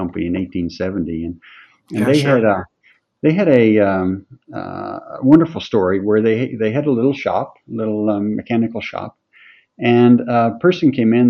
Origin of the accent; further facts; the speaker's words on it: Mount Mellick, Prince Edward Island, Canada; moved away as an adult; also born or lived in New Brunswick / Pictou, Nova Scotia; I'm from PEI, farm boy from east of Charlottetown, 10 to 15 kilometers in a little village called Mount Melick.